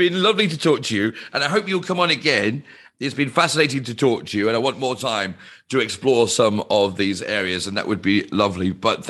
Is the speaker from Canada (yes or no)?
no; United Kingdom; Now, I'm British